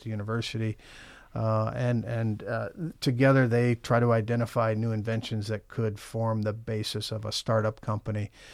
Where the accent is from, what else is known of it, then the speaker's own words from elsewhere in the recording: Champaign, Illinois, United States; now in Michigan, United States; I'm from Illinois originally. I grew up in Champaign, Urbana